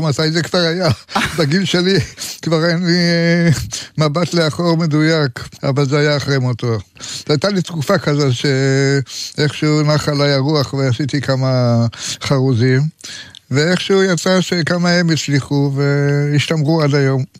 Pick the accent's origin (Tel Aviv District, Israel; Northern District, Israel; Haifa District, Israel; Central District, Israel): Tel Aviv District, Israel; Tel Aviv; also born or lived in Jerusalem; תל אביבי, לא כל חיי, אבל אני יליד תל אביב. היו לי כמה בילויים בירושלים, כמה שנים טובות. אחר כך גם בחוץ לארץ, פה ושם. ולסוף חזרתי לעיר, לעיר שאני אוהב.